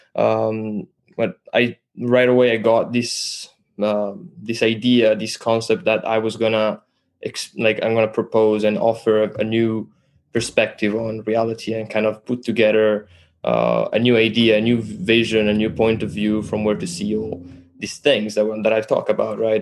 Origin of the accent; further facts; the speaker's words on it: Italy; English is a second language; moved away; also born or lived in Canada; I'm from Italy, actually. I'm Italian. Um, learned to speak English in Canada.